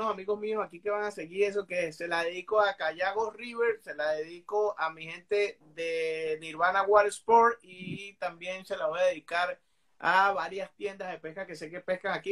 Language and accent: Spanish; Venezuela; moved away; Pero de Venezuela, que es mi país natal, de donde yo vengo